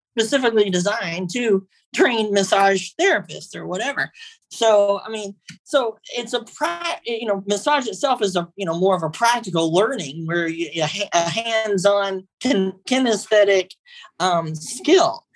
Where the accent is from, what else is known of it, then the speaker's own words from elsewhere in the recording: Texas, United States; I'm originally from Texas